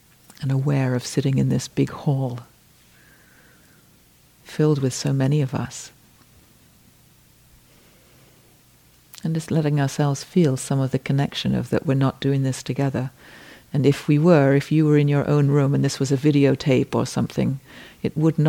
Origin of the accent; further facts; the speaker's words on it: England, United Kingdom; I am English